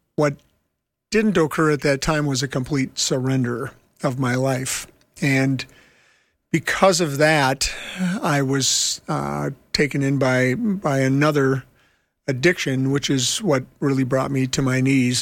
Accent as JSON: {"language": "English", "town": "Minneapolis", "region": "Minnesota", "country": "United States", "said": "I'm from Minneapolis and I work in homeless ministry"}